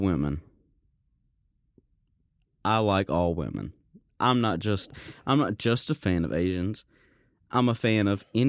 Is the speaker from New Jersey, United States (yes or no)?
no; South Carolina, United States